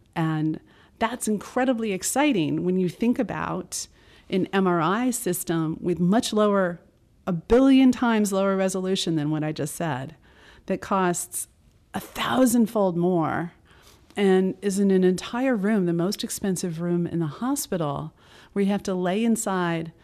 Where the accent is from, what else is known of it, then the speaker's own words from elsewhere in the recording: United States; I'm an American